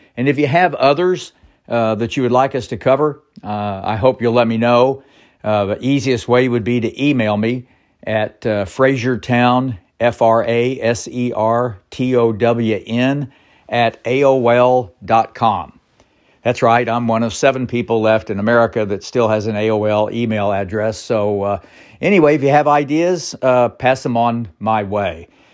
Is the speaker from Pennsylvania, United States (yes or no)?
no; Bartlesville, Oklahoma, United States; also born or lived in Borger, Texas / Alvin, Texas; growing up in Bartlesville